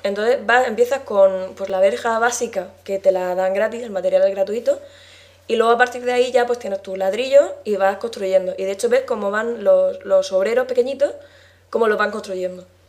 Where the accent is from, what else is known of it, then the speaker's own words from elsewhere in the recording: La Alberca, Region of Murcia, Spain; soy de la alberca, de Murcia